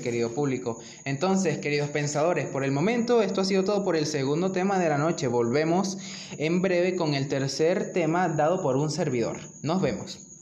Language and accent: Spanish; Venezuela